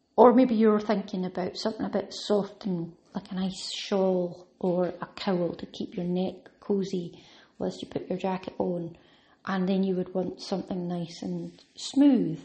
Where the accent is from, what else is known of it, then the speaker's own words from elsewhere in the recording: Scotland, United Kingdom; I automatically think of tartan and tweed because I'm Scottish